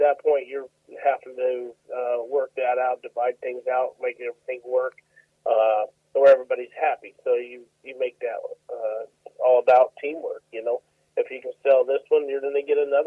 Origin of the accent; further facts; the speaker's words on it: Colorado, United States; moved away as an adult; now in McAlester, United States; I was born and raised in 7 generations in Colorado